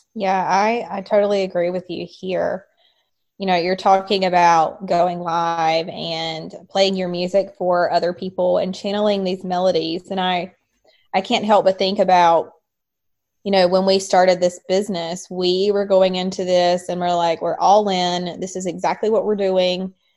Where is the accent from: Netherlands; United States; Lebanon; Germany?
United States; North Carolina; I was raised in North Carolina uh, raised in a Southern Baptist um, home